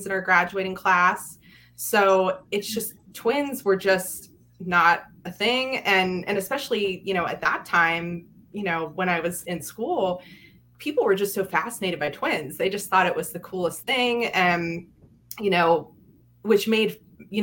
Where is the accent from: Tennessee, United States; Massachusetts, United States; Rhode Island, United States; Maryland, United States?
Maryland, United States; Yellow Springs; I grew up in Frederick in a small town called Yellow Springs, or small community.